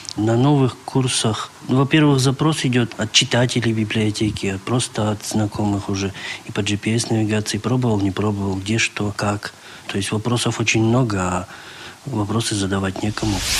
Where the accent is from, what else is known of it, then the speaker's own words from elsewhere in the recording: Yaroslavl, Yaroslavl Oblast, Russia; я из Ярославля